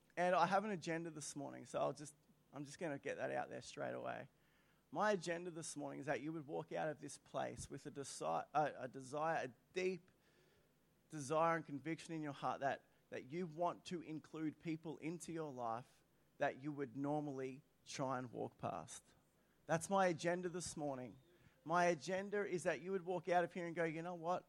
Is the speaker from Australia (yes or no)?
yes; Australia; I'm an Aussie through and through.